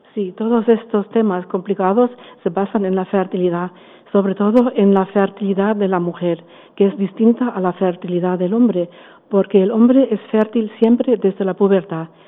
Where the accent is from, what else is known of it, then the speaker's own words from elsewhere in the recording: Germany; Spanish is a second language; also born or lived in Frankfurt / Valencia; now in Spain; soy alemana